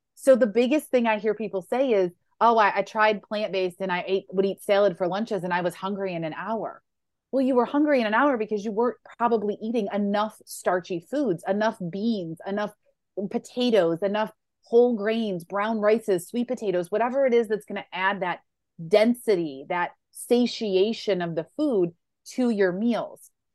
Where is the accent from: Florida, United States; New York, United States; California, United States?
New York, United States; Western; I grew up in Western New York